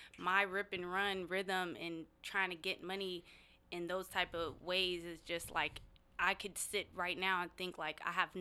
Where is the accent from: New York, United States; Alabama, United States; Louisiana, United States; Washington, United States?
Washington, United States; Seattle; I was born and raised in the CD